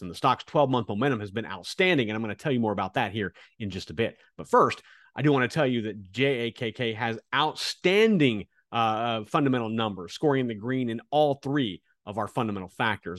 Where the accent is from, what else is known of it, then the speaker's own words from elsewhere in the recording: Kansas, United States; growing up in Kansas, uh, as a kid, m-, my family didn't have a lot of money.